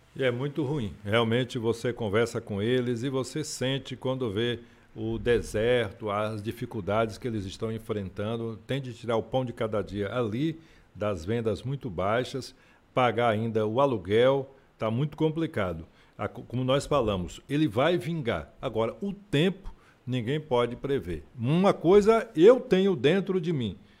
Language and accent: Portuguese; Feira de Santana, Bahia, Brazil; Imagine eu que nasci aqui, tenho 62 anos de idade